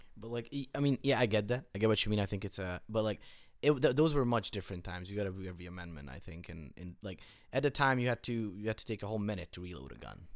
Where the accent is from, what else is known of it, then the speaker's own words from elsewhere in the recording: Hungary; now in United States; I grew up in Europe, in Hungary